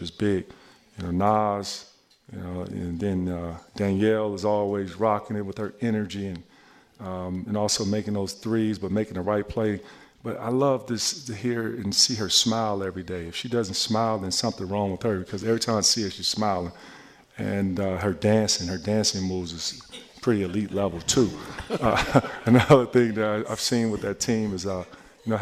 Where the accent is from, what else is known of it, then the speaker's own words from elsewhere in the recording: Chicago, Illinois, United States; I'm from Chicago